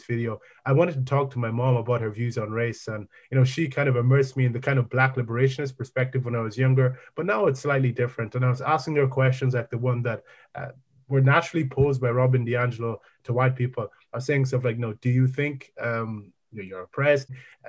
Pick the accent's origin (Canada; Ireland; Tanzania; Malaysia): Ireland